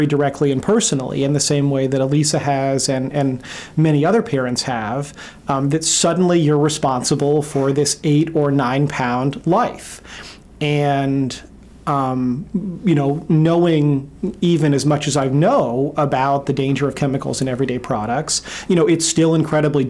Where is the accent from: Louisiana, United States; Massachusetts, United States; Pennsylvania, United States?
Louisiana, United States; New Orleans; I grew up in New Orleans, Louisiana